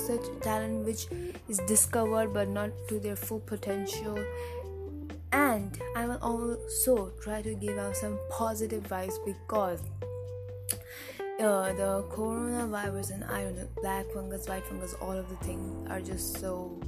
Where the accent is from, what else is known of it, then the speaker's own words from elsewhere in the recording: India; I'm an Indian